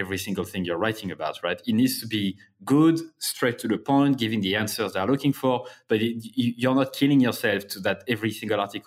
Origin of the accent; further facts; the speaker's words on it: Clermont-Ferrand, Auvergne-Rhône-Alpes, France; I'm from Clermont-Ferrand in France, Clermont.